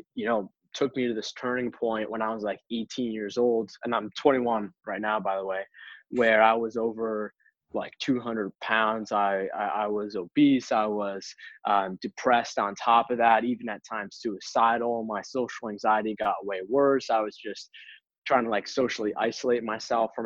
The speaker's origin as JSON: {"language": "English", "town": "Boston", "region": "Massachusetts", "country": "United States", "tie": "born or raised there", "said": "I grew up in Boston, East Coast."}